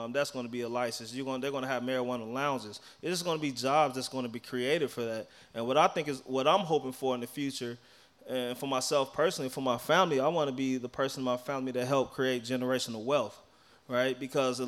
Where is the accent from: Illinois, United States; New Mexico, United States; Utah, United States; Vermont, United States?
Illinois, United States; Chicago; moved away; I grew up in Chicago, on the west side of Chicago